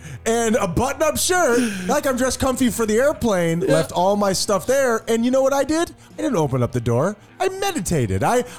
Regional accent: United States; I'm an American.

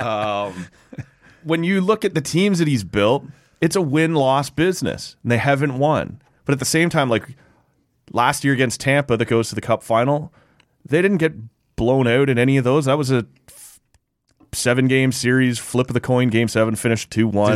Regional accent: Oshawa, Ontario, Canada; I grew up in Oshawa

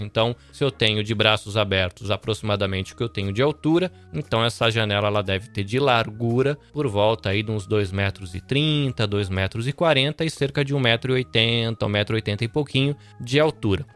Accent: Salvador, Bahia, Brazil; moved away as an adult; now in Shizuoka, Japan; eu sou brasileiro, nascido em Salvador, mas vivo aqui no Japão há quase 20 anos, atualmente na província de Shizuoka

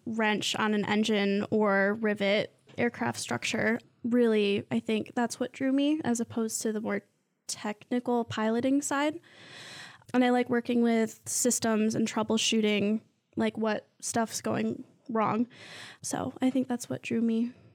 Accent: Mason, Michigan, United States; I'm from Mason

